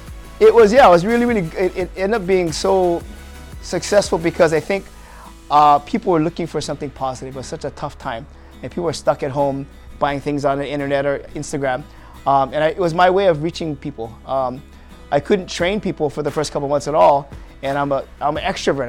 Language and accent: English; Waipahu, Hawaii, United States; Born and raised in Waipahu